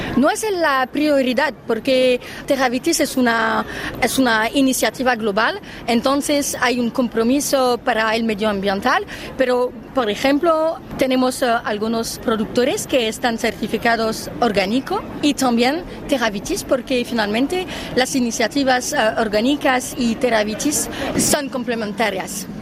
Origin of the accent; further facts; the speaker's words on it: France; Spanish is a second language; soy una francesa